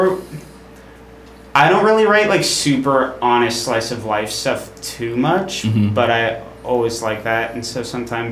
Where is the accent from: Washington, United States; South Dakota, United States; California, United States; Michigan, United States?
Washington, United States; Seattle; moved away as an adult; now in New York City, United States; I grew up in Seattle. And went to Ballard High School